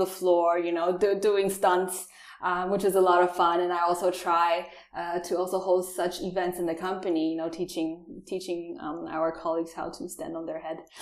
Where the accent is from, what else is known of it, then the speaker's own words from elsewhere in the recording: Taiwan; English is a second language; moved away as an adult; also born or lived in New Zealand; now in Germany; I'm actually from Taiwan. Born and raised there. Uh, I stayed also during my childhood four years in New Zealand